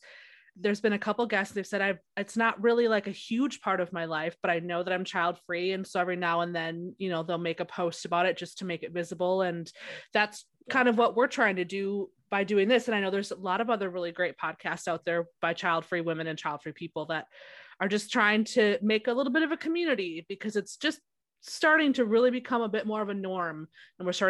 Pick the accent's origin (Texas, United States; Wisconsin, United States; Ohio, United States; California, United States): Wisconsin, United States; now in South Carolina, United States; I live in South Carolina right now, but I'm from Wisconsin.